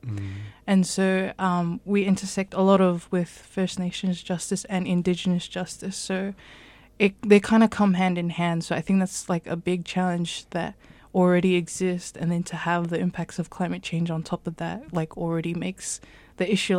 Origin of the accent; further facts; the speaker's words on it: New Zealand; I am of full Samoan descent, so I have Polynesian heritage from the Pacific. Both my parents were born in Samoa, and whereas I was born in New Zealand, so I have that connection through my parents and my culture and heritage, also making me a second-generation immigrant.